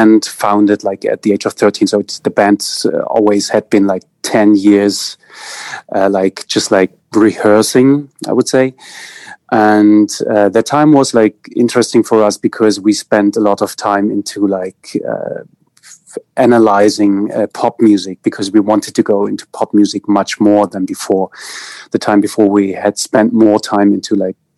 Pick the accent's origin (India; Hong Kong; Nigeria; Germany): Germany; East Germany; English is a second language; I grew up in East Germany. So like the GDR